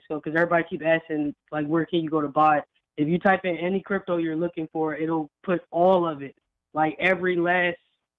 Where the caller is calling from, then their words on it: Georgia, United States; I'm calling from Georgia.